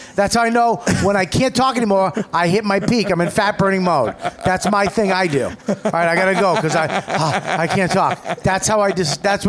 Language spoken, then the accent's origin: English; Boston, Massachusetts, United States; moved away as an adult; now in New York, United States; But I say I'm from Boston, even though I've been in New York for 15 years.